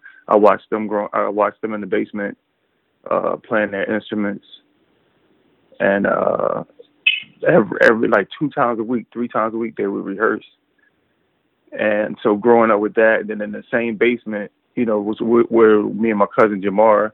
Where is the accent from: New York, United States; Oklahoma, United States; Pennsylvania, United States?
Pennsylvania, United States; Chester; I was born and raised in Chester, Pennsylvania